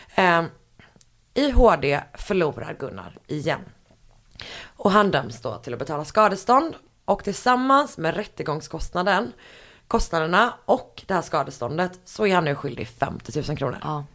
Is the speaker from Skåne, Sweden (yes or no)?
no; Gothenburg, Västra Götaland, Sweden; moved away; hemma i Göteborg